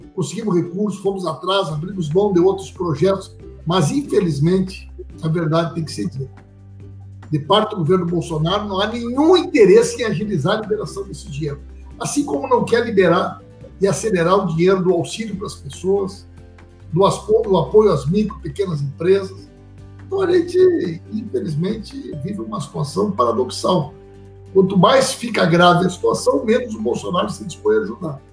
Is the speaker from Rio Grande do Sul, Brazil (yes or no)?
yes; Santa Maria, Rio Grande do Sul, Brazil; minha vida toda foi construída na nossa cidade, me orgulho da minha história. Sempre estudei em colégio público, estudei lá no Bilac, toda a minha, minha infância